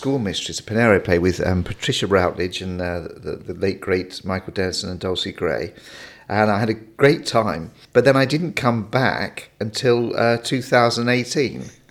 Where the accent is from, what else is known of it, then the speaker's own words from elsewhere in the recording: Maidenhead, South East England, United Kingdom; also born or lived in Henley-on-Thames; I was born in Henley, but I don't live far. I live in Maidenhead, so it's about 5 or 6 miles away. So I've always kind of been in that area.